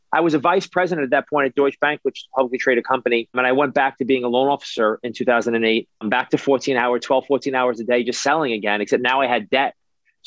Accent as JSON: {"language": "English", "town": "New York City", "region": "New York", "country": "United States", "tie": "born or raised there", "said": "I was a kid who grew up in New York. I grew up in Brooklyn"}